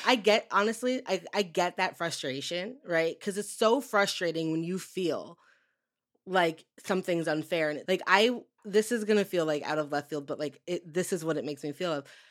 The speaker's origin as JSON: {"language": "English", "region": "Western Massachusetts", "country": "United States", "tie": "born or raised there", "said": "growing up in Western Massachusetts"}